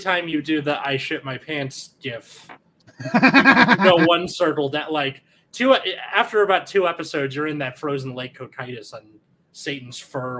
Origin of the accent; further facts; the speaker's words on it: California, United States; as a Californian